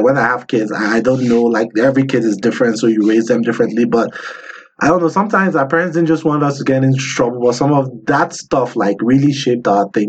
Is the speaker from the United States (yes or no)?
no; Nigeria; moved away; growing up in Nigeria